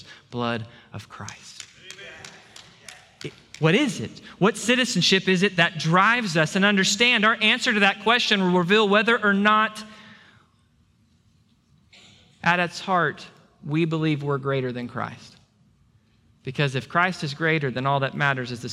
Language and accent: English; Texas, United States; I'm grateful and proud to be a Texan.